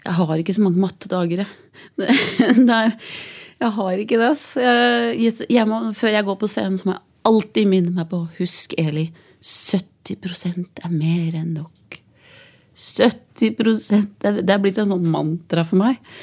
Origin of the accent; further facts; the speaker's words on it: Biri, Innlandet, Norway; also born or lived in Hedmark; Jeg er jo fra Biri